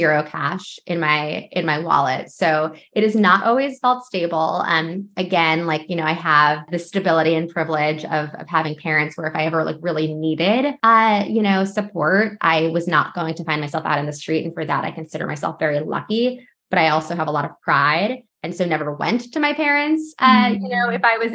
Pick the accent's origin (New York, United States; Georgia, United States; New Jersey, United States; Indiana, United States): New York, United States; also born or lived in Los Angeles; I'm from New York